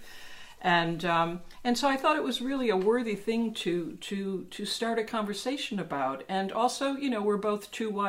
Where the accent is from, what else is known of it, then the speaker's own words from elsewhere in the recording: New York City, New York, United States; I'm a New Yorker